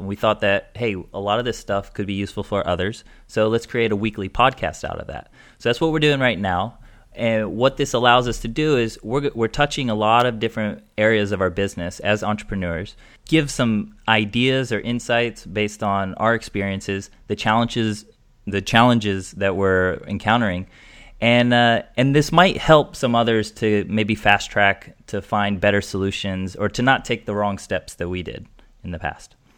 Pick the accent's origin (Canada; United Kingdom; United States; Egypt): United States; moved away as an adult; also born or lived in Europe / Asia; now in Amsterdam, Netherlands; I'm an American. I'm living in Amsterdam now.